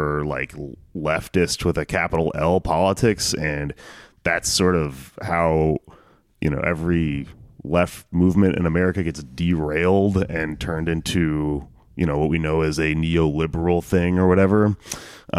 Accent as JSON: {"language": "English", "region": "Texas", "country": "United States", "moved": "yes", "said": "I come from Texas where you're surrounded by Republicans all the time"}